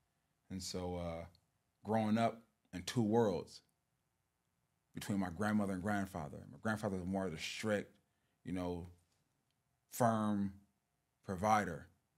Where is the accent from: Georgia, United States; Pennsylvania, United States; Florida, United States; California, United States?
California, United States; Los Angeles; I grew up in South Los Angeles right here. Probably, you know, down at the 120s. Growing up right there, born and raised.